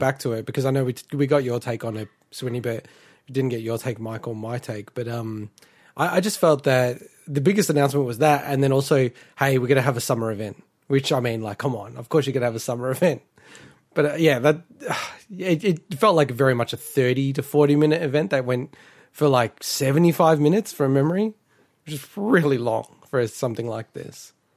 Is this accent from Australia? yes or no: yes; Victoria, Australia; moved away; in Victoria, my home state, not that I live there anymore.